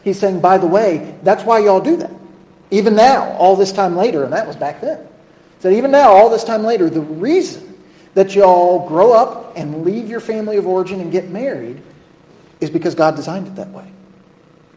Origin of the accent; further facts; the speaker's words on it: United States; We're American